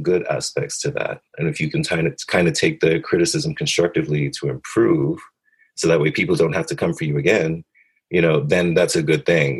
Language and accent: English; New York City, New York, United States; I was raised in Brooklyn, you know, in low income neighborhoods